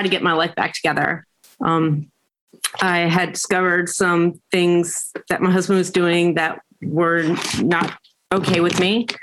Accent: Pikesville, Maryland, United States; I grew up in Pikesville, Maryland.

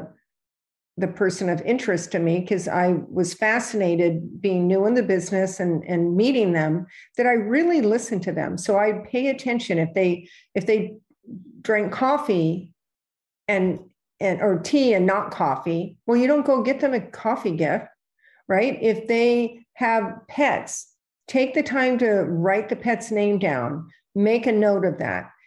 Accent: California, United States; moved away as an adult; now in New York, United States; when I came to New York, I was from California

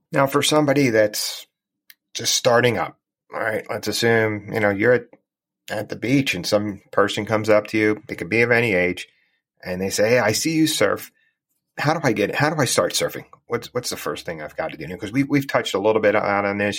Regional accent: New Jersey, United States; I grew up in New Jersey and I lived near the Jersey Shore for, for quite a while

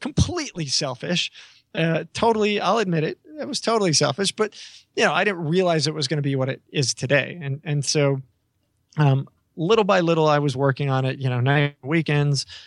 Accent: New York, United States; I always tell people I'm the New Yorker

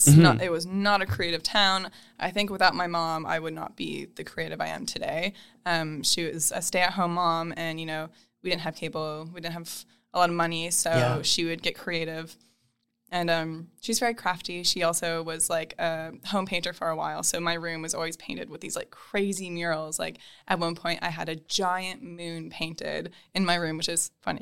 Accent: Princeton, Minnesota, United States; The town is called Princeton. It's a town. I think when I grew up there, it was like 4,500, 5,000 people.

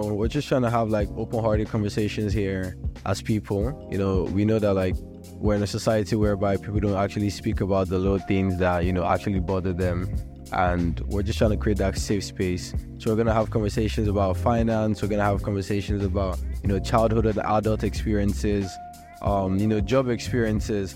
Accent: Nigeria; I'm also Nigerian. I'm a Yoruba boy

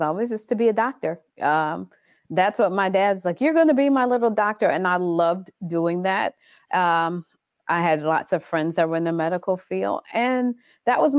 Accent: Orangeburg, South Carolina, United States; also born or lived in Brooklyn, New York; now in Orlando, United States; I was born in Brooklyn, New York, and I was raised in Orangeburg, South Carolina. But I've been in Florida for over 28 years

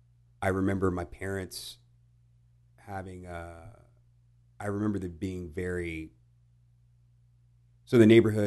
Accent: Houston, Texas, United States; also born or lived in Italy / England; And then I think when I was five, I was five, and then we moved back to Houston.

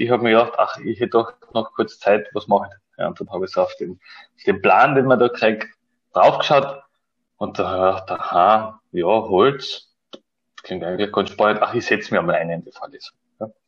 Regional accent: Klagenfurt, Carinthia, Austria; bin 1992 äh, in Klagenfurt geboren und bin dort eigentlich bis zur Matura in die Schule gegangen

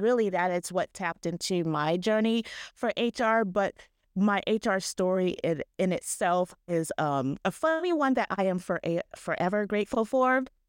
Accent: Ohio, United States; I'm from Ohio

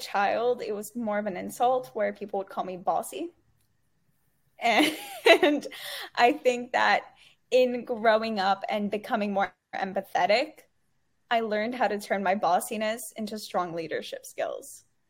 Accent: Dubai, United Arab Emirates; growing up in Dubai, it wasn't only being exposed to like a quote unquote Arab culture, it was being exposed to so many cultures because everyone is from everywhere

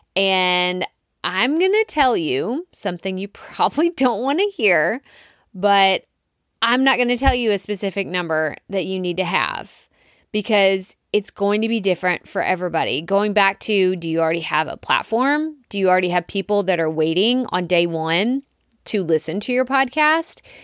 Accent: Texas, United States; accent: Texas; my Texas accent

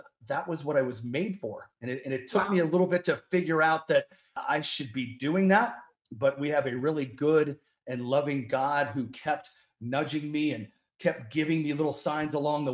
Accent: Colorado, United States; my dad got Rocky Mountain fever and said, we are moving to Colorado. And so we came out here in 1976 and I have been here the whole time since.

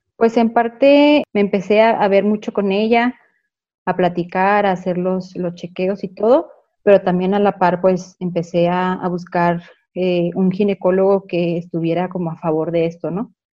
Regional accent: Chihuahua, Mexico; nací aquí en Chihuahua

